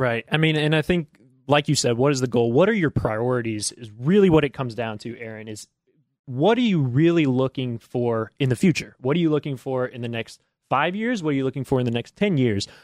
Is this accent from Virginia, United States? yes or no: no; Georgetown, Indiana, United States; moved away as an adult; also born or lived in Ohio; now in Lexington, United States; I'm from Southern Indiana